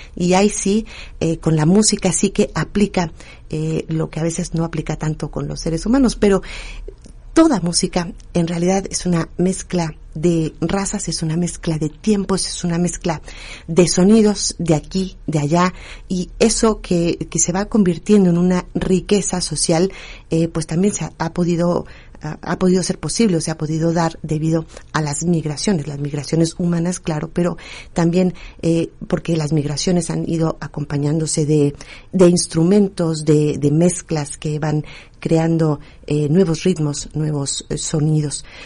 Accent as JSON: {"language": "Spanish", "country": "Mexico", "said": "aquí en México, por lo menos que decimos que vamos eh, recordando nuestra identidad y nuestras raíces"}